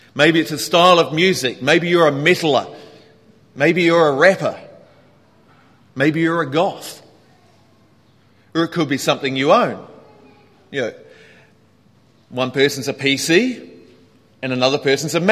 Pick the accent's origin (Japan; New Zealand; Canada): New Zealand; now in Hong Kong; being a New Zealander